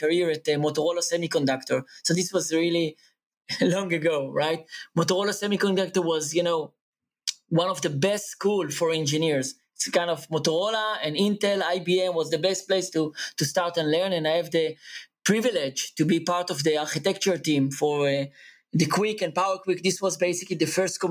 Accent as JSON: {"language": "English", "town": "Eilat", "region": "Southern District", "country": "Israel", "tie": "born or raised there", "said": "I was born in the southest place in Israel, Eilat."}